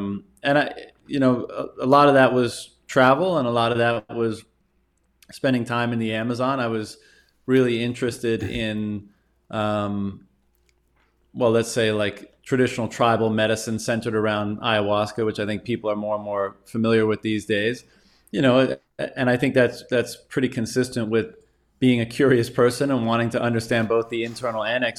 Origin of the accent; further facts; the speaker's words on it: Newfoundland and Labrador, Canada; The Coles Notes version is I grew up in Newfoundland, Canada.